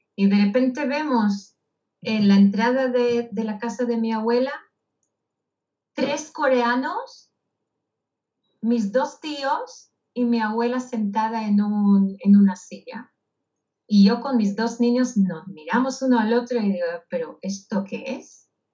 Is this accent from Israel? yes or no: yes; Israel; moved away; yo nací en Israel, en un kibutz